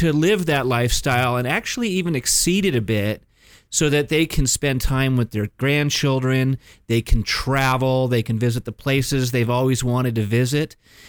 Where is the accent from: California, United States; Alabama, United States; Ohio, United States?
California, United States; Mission Viejo; I was born and raised here in Orange County.